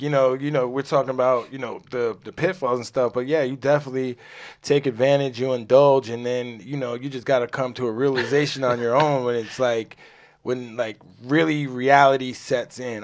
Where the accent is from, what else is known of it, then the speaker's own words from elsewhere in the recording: New York, United States; I'm a New Yorker